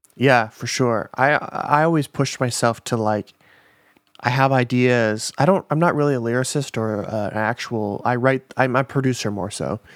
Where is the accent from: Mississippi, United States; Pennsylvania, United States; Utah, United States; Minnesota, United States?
Minnesota, United States; now in Los Angeles, United States; I'm from Minnesota